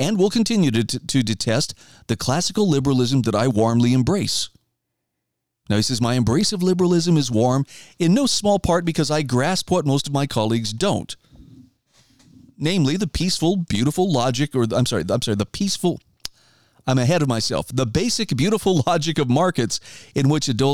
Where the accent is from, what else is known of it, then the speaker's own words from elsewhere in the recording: Idaho, United States; my home state of Idaho